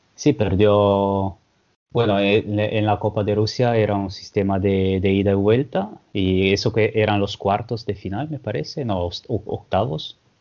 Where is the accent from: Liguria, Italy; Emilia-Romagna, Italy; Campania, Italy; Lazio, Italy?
Liguria, Italy; Genoa; Spanish is a second language; yo soy de Génova